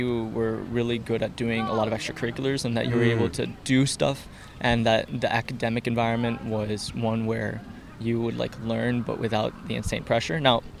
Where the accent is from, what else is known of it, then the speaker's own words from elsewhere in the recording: Puerto Rico; So I learned English through my high school... Through the school I went to in Puerto Rico.